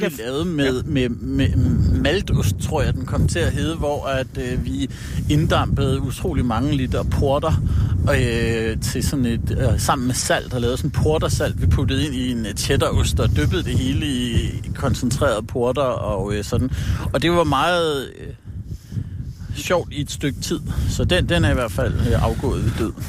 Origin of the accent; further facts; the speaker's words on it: Allerød, Capital Region of Denmark, Denmark; moved away as an adult; also born or lived in Hillerød; now in Jutland, Denmark; Jeg er født i Hillerød og vokset op i Allerød, over på Sjælland